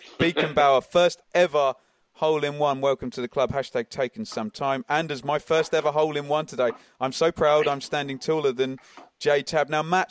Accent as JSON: {"language": "English", "area": "Suffolk", "region": "East of England", "country": "United Kingdom", "said": "I come from Suffolk."}